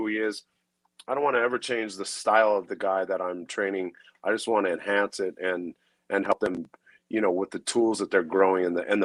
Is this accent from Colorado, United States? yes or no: yes; Denver, Colorado, United States; I grew up in the inner city of Denver.